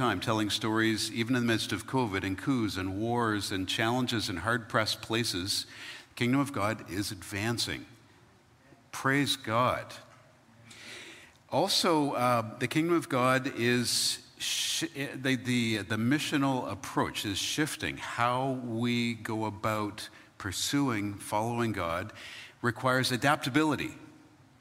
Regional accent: Ontario, Canada; born or raised there; moved away

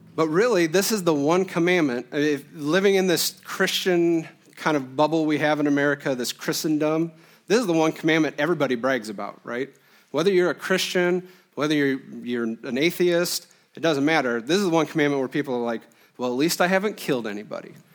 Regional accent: Illinois, United States; moved away as an adult; now in Iowa, United States; I was born and raised in Illinois, a Quad City kid my whole life

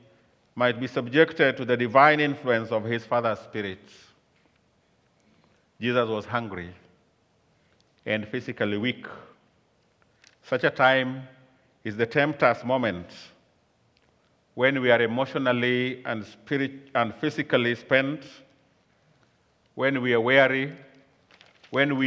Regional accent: Kenya; I come from Kenya, and I've been here for a few days

